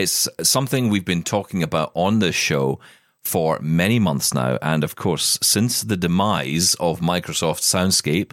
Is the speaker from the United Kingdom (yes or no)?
yes; Scotland, United Kingdom; being Scottish